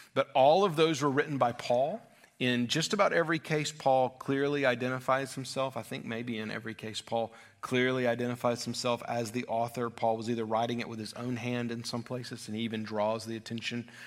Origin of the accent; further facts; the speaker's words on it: United States; as American Christians